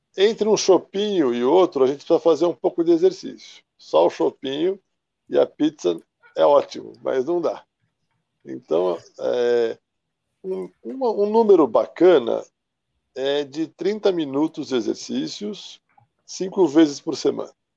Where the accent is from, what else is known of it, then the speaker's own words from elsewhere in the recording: São Paulo, Brazil; Eu sou aqui de São Paulo, capital.